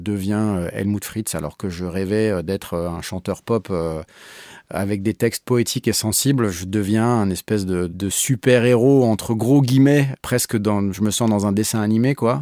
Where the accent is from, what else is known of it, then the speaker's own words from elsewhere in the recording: Paris, Île-de-France, France; je suis un Parisien ex-commercial